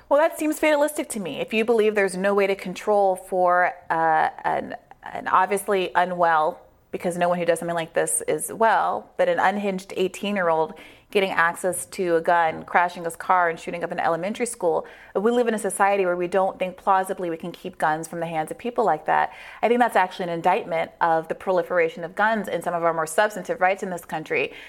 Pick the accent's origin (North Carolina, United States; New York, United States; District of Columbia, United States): District of Columbia, United States; Washington; I was born in Washington, D.C., right here in our nation's capital